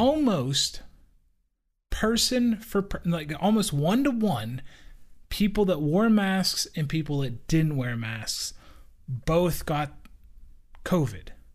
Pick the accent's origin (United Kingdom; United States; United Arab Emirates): United States; as an American